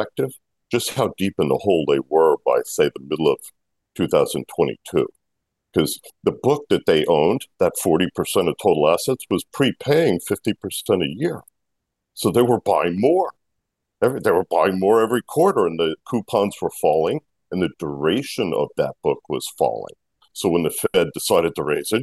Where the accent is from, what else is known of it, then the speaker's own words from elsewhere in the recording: Washington, District of Columbia, United States; also born or lived in New York City, New York; now in Briarcliff Manor, United States; I grew up in Washington